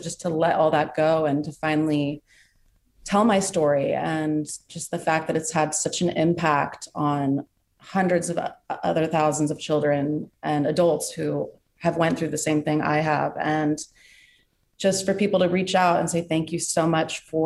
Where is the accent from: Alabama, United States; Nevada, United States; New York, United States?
New York, United States; New York City; here in New York City, my hometown